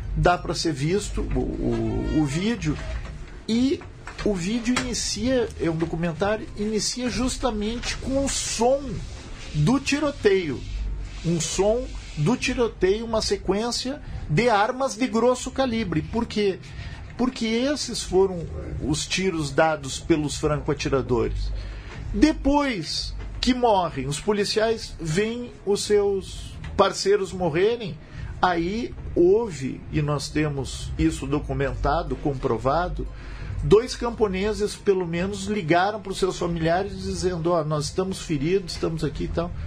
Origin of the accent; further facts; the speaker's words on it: Brazil; como brasileiro